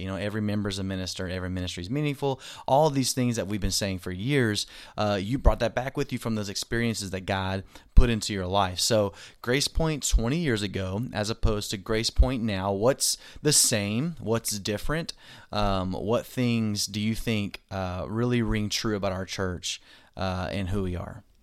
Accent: Arkansas, United States; I'm from Arkansas

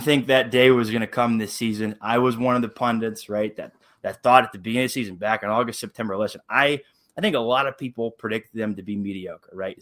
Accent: Columbus, Ohio, United States; I'm born and raised in Columbus, Ohio, the heart of Big Ten country

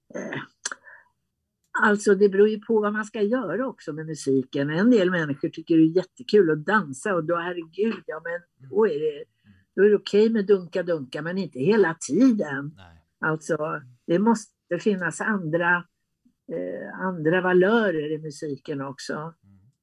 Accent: Västerås, Västmanland, Sweden; jag är född i Västerås mm. och eh, eh, jag bodde där med mina föräldrar i en enrummare

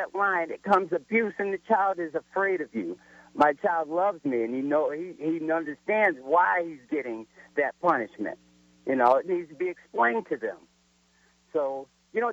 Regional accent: Elmira, New York, United States; growing up in Elmira, New York, which is upstate New York

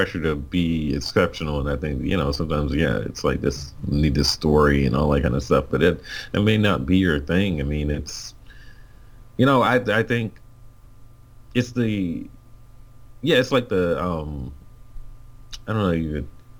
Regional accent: Alabama, United States; We grew up in Alabama

